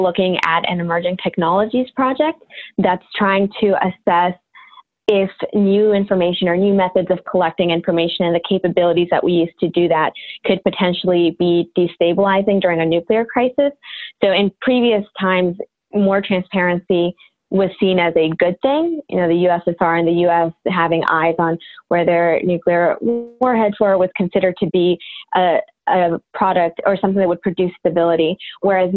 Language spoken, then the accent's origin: English; Maryland, United States; moved away as an adult; also born or lived in Wellesley, Massachusetts; I'm from Maryland, born and raised 18 years until I headed off to Wellesley College